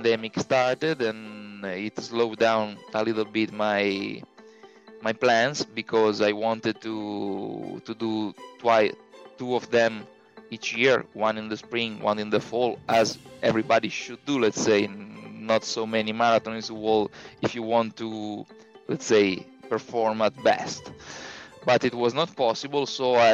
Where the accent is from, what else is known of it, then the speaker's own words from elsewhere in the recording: Tortona, Piedmont, Italy; I am from Italy, the town is called Tortona. It is halfway between Milan and Genoa.